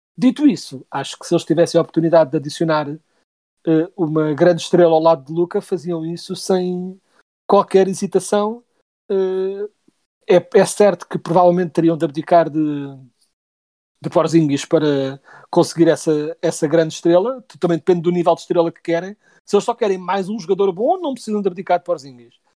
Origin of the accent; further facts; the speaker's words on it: Portugal; Nós somos portugueses